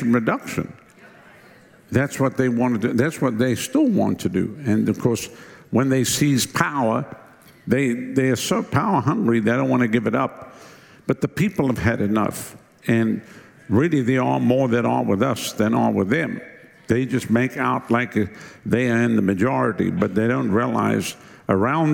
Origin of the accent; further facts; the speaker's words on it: South Africa; moved away as an adult; now in United States; my wife and I come from Southern Africa, and when we left South Africa years ago, we came here December 1987